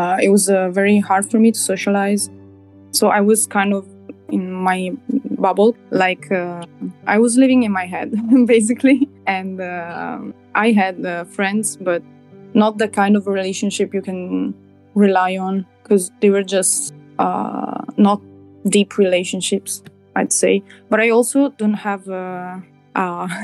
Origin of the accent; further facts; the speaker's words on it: near Verona, Veneto, Italy; I'm from Italy. I live in a small country in the north near Verona